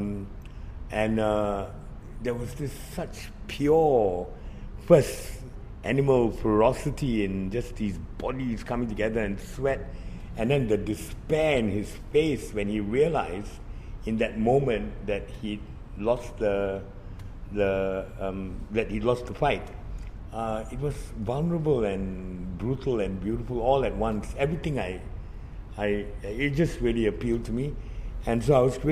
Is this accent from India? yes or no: yes; India; as an Indian